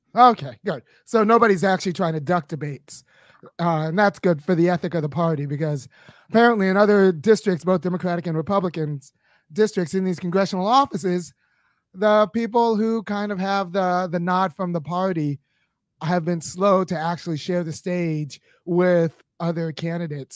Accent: Los Angeles, California, United States; moved away as an adult; I grew up in Baldwin Hills, California

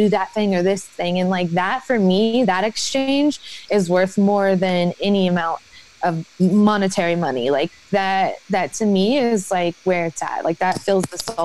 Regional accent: Atlanta, Georgia, United States; moved away; also born or lived in Kentucky; I grew up in Atlanta

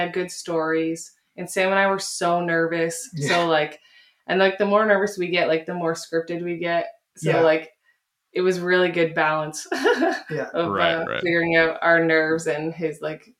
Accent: Guelph, Ontario, Canada; I grew up in Guelph.

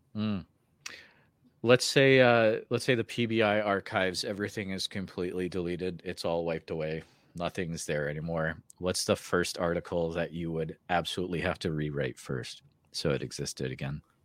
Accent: Midwest, United States; being a Midwesterner myself

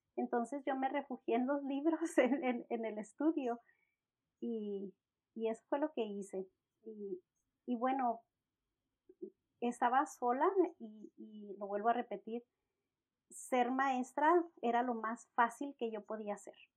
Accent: Mexico; mi esposo es anglosajón y yo soy mexicana

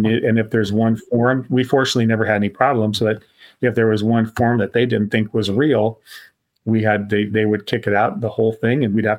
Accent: Tuscola, Illinois, United States; But I grew up in Tuscola, Illinois.

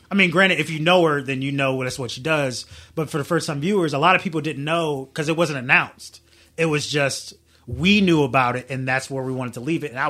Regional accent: Southern United States, United States; I'm not even from Chicago or or New York. I'm from the South

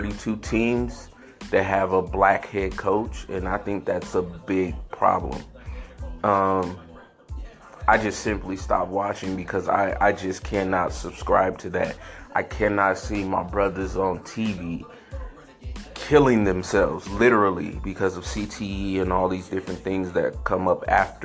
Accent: San Francisco, California, United States; I grew up in San Francisco

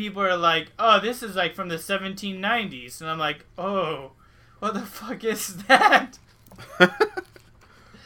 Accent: Washington, United States; also born or lived in Alaska; since I was the age of 3 and a half, when I moved back to Washington State from Alaska with my mom

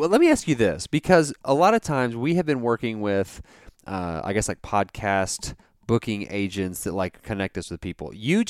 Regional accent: Texas, United States; We're from the Texas region

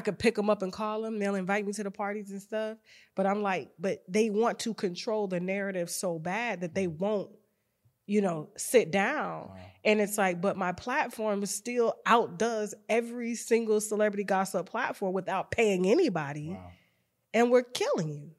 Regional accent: Panama City, Florida, United States; growing up in Panama City, Florida

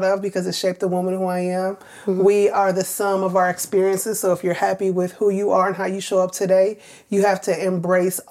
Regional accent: Milwaukee, Wisconsin, United States; moved away as an adult; also born or lived in New York / Savannah, Georgia; I grew up in Milwaukee, two-parent home up to the age of 8

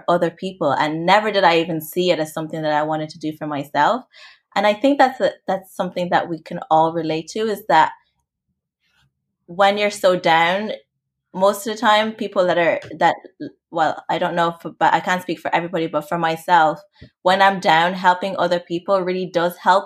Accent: Limerick, Munster, Ireland; also born or lived in Rwanda; I'm originally from Rwanda. So my family are from there and we migrated. So I migrated to Ireland, and I grew up in a really small town called Limerick

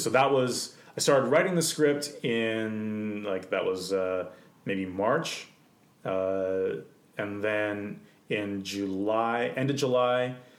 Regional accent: Canada; I was born in Canada

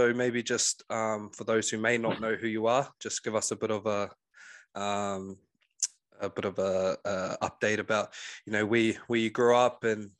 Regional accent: Hastings, Hawke's Bay, New Zealand; my hometown of Hawke's Bay, Hastings. And he's an expert in the language that my native people speak, Te Reo Māori

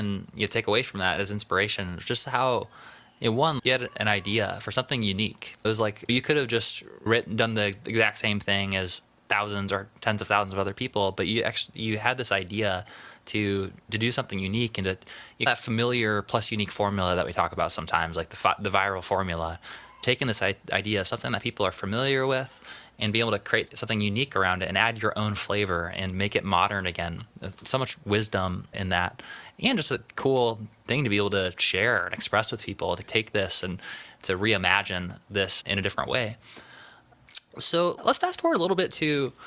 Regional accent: Vermillion, South Dakota, United States; I'm from South Dakota.

